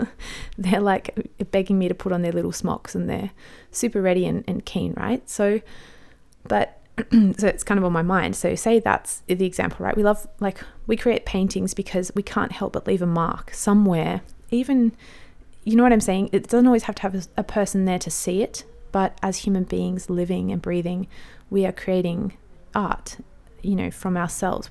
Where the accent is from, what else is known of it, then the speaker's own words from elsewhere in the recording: Australia; I'm an Aussie mum in my thirties